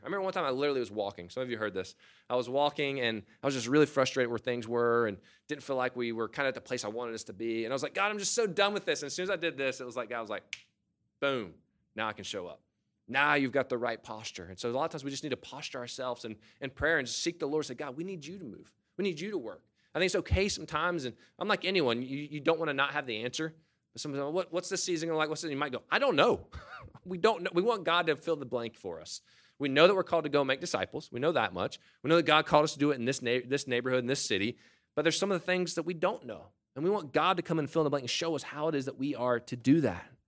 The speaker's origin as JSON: {"language": "English", "country": "United States"}